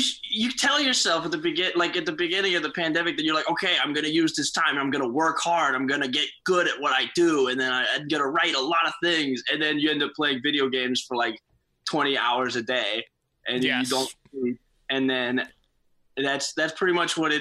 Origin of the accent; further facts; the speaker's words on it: Santa Cruz, California, United States; moved away as an adult; also born or lived in San Antonio, Texas / Houston, Texas; now in Chicago, United States; I was born in San Antonio, Texas. And then I moved to Houston when I was like 2. And then when I was 6, I moved to Santa Cruz, California. And that's where I lived until I came to Chicago